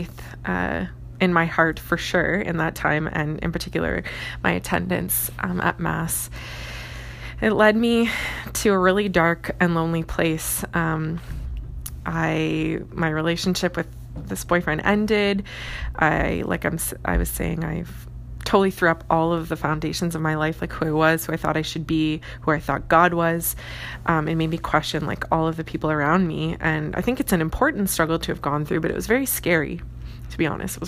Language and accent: English; Woodslee, Ontario, Canada; I grew up in Southern Ontario, specifically called Essex County, and a farming community called Woodsley.